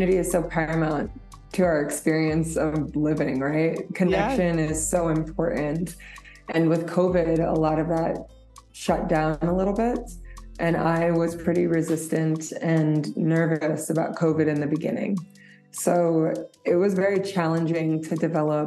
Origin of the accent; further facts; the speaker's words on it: New York, United States; moved away as an adult; now in Nairobi, Kenya; I grew up in New York and I moved to Kenya about 4 years ago